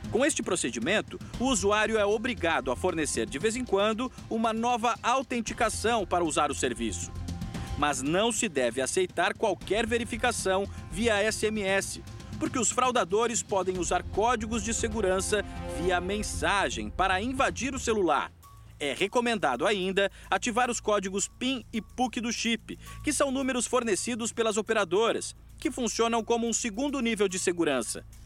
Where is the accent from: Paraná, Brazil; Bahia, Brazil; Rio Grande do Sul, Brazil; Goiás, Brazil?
Paraná, Brazil; interior of; E eu sou do interior do Paraná.